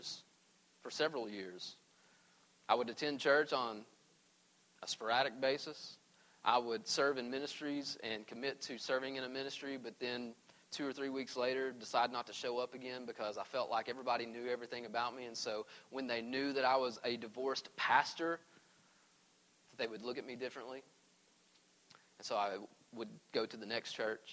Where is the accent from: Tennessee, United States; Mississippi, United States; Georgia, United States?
Tennessee, United States; East; moved away as an adult; also born or lived in Arizona; I grew up in East Tennessee.